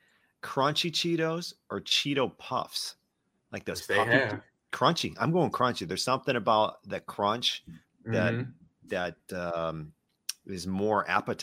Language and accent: English; southern Minnesota, United States; I grew up in my hometown. It was a very small town, southern Minnesota.